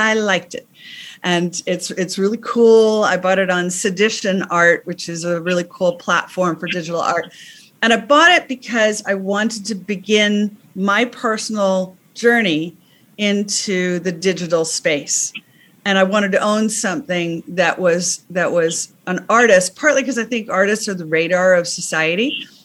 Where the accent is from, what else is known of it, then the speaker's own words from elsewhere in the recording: United States; moved away as an adult; now in England; I'm American, but I've been living in England for a long time